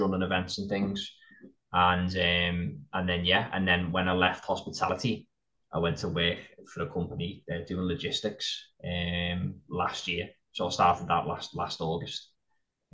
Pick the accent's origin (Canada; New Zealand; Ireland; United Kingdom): United Kingdom; Liverpool, North West England; also born or lived in Wigan; when I turned nine, I lived full time in Liverpool. I grew up there